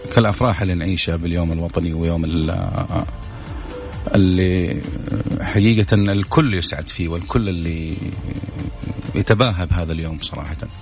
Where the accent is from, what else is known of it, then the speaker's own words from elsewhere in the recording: Saudi Arabia; نحن كمواطنين سعوديين